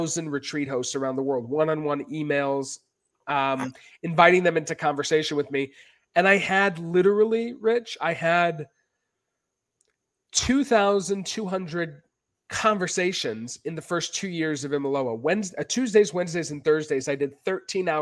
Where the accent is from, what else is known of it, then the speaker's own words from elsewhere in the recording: Maine, United States; also born or lived in New York City; now in Costa Rica; I was from Maine